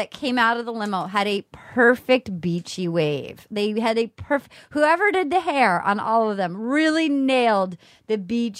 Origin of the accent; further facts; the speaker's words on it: Northern New England, United States; I'm from Northern New England.